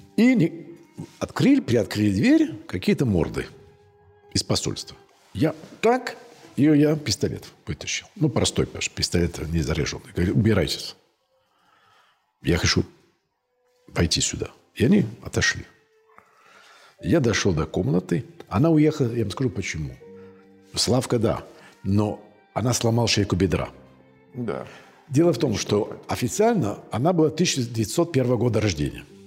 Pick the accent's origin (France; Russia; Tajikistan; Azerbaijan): France; Cannes, Provence-Alpes-Côte d'Azur; also born or lived in Nice; я из юга Франции, я там из Кан, Грас я знаю